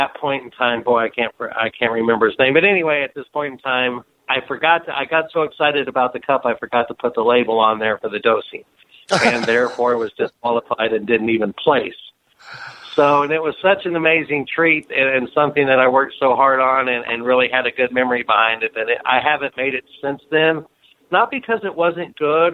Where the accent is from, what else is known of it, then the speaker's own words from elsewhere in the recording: the South, United States; now in Michigan, United States; I grew up in the South